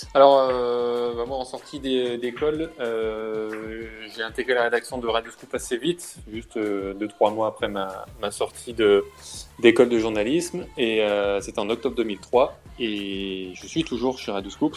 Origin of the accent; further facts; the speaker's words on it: Lyon, Auvergne-Rhône-Alpes, France; je suis né à Lyon, comme tu l'as dit. Je, j'ai jamais, euh, j'ai toujours euh, grandi, j'ai toujours habité à Lyon